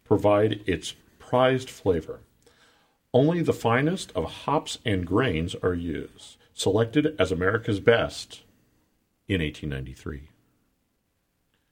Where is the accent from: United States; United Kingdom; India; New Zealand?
United States; Guerneville, California; beautiful Guerneville, California, my hometown